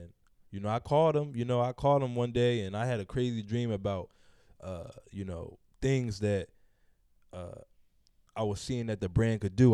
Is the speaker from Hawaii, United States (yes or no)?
no; Philadelphia, Pennsylvania, United States; growing up in Philly, if you're in that black neighborhood